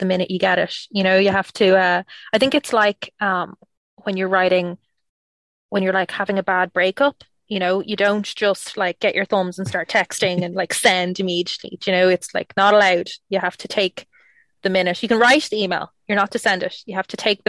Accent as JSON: {"language": "English", "country": "Ireland", "said": "I'm Irish"}